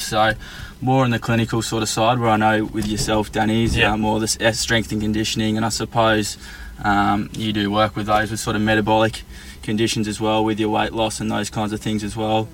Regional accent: Tasmania, Australia; moved away as an adult; now in Melbourne, Australia; so I'm originally from Tasmania and I moved to Melbourne uh, around seven years ago

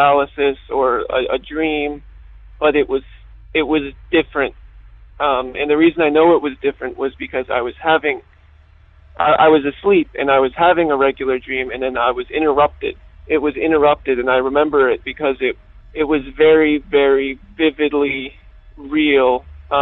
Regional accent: Pennsylvania, United States; from Pennsylvania

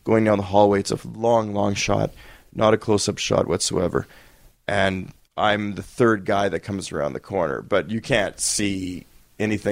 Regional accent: Winnipeg, Manitoba, Canada; I'm from Winnipeg.

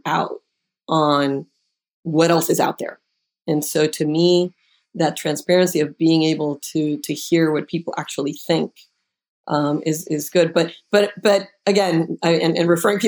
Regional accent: Puerto Rico; moved away; I'm originally from Puerto Rico

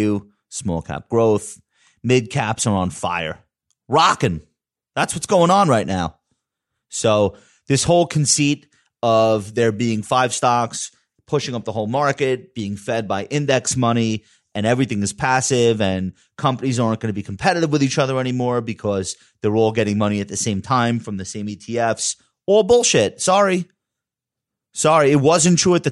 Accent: New York, United States; I'm from New York

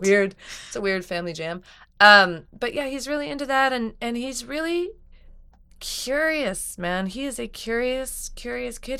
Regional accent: New Mexico, United States; I grew up in New Mexico

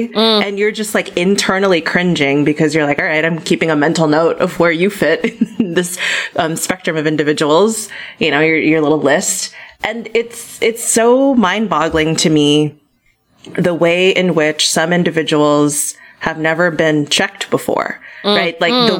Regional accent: Philippines; when they first find out I'm Filipina or that I study the Philippines

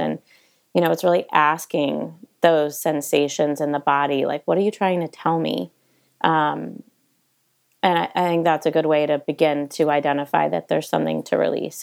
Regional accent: East Coast, United States; now in Montecito, United States; growing up on the East Coast

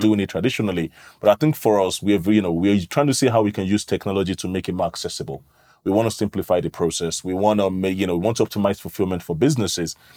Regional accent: London, United Kingdom; moved away as an adult; now in Nigeria; I grew up in London. I moved to Nigeria in twenty fifteen

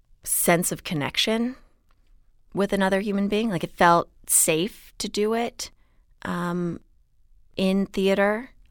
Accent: Houston, Texas, United States; So I grew up in Houston, no accent, and it was a really great place to grow up, actually.

